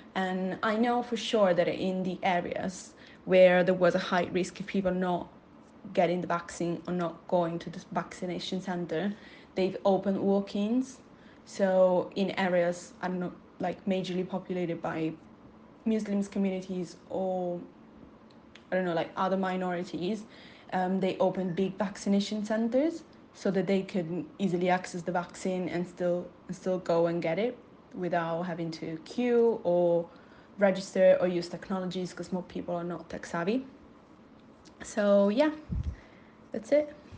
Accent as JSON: {"language": "English", "country": "Italy", "moved": "yes", "lives_now": "Manchester, United Kingdom", "said": "I'm from Italy and I'm currently living in the UK in Manchester."}